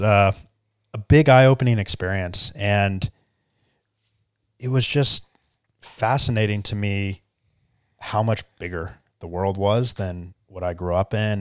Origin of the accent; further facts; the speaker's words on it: Charleston, South Carolina, United States; also born or lived in California; I grew up in, uh, good old Charleston, South Carolina